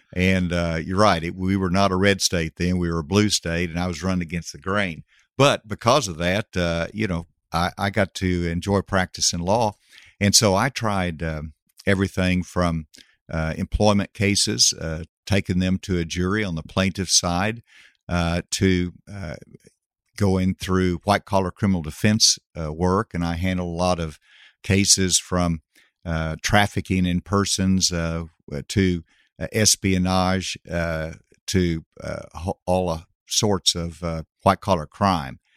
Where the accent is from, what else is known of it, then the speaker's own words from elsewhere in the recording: Gravette, Arkansas, United States; Gravett was a town of one thousand, uh, when I grew up there.